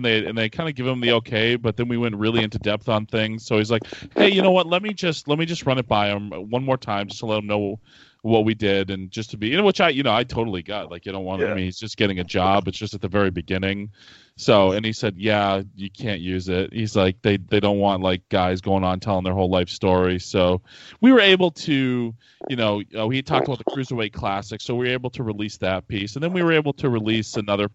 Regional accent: Manchester, New Hampshire, United States; the city I grew up in, Manchester, New Hampshire.

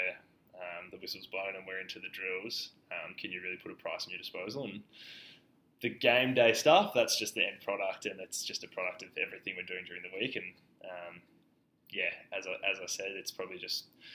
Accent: Victoria, Australia; as a kid growing up in Australia

